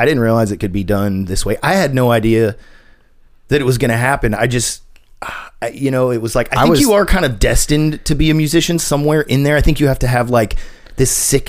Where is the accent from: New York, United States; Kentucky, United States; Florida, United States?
Florida, United States; also born or lived in Indiana; now in Nashville, United States; I was born and raised in Florida, but my family is all from Indiana.